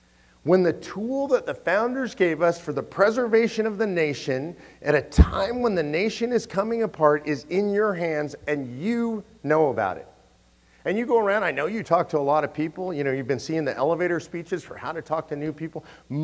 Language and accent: English; Texas, United States; Look, I'm from Texas. Texans love to talk about secession.